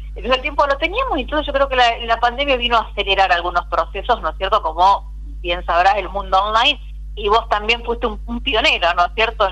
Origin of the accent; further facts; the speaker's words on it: Argentina; nací, crecí en Vigán, un pueblo netamente cooperativo